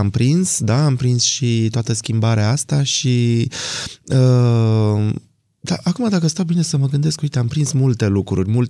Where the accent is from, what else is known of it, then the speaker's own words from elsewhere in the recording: Bucharest, Romania; born there; Uh, pe șoseaua Giurgiului, într-un bloc cu 15 etaje.